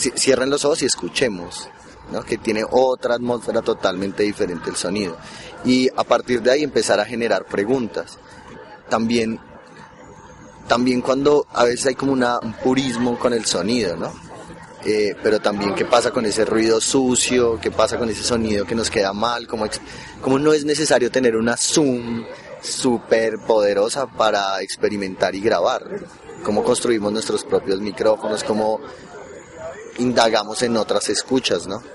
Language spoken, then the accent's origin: Spanish; Bogotá, Colombia; yo vengo de Bogotá